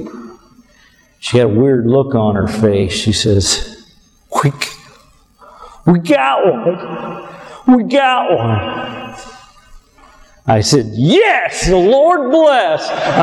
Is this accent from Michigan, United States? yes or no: yes; Michigan, United States; an old country hick here from Michigan